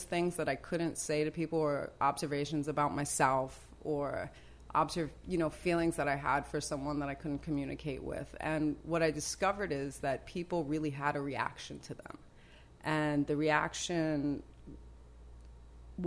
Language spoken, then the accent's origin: English; New York City, New York, United States; born or raised there; also born or lived in South Bronx